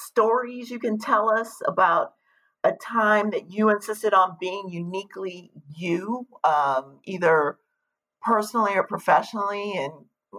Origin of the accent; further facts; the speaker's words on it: Compton, California, United States; I grew up in Compton